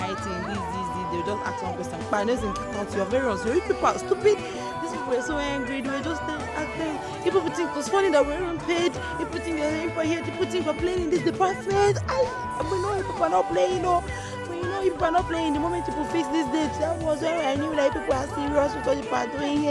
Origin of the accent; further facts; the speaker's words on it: Nigeria; I'm a Nigerian student in the University of Alexei Kwame Federal University in the Falikiko Ebonyi State